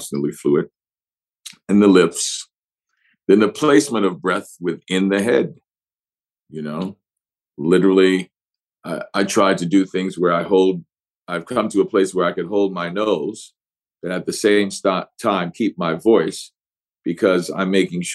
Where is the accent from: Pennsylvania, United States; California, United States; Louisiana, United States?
Louisiana, United States; New Orleans; first language English; I'm from New Orleans, so we love to drop our final consonants and all.